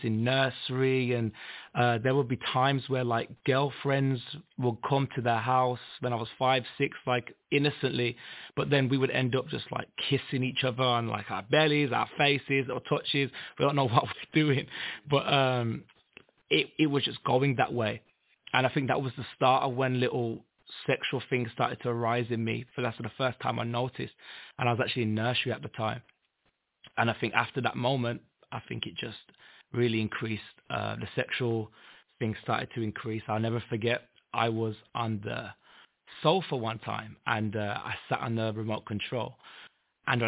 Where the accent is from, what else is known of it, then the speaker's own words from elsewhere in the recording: Birmingham, West Midlands, United Kingdom; I'm from Birmingham, England